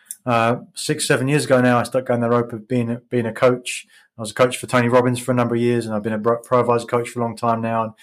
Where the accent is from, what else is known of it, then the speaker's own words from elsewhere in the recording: England, United Kingdom; moved away as an adult; also born or lived in Philippines; I grew up in England, as you can probably hear.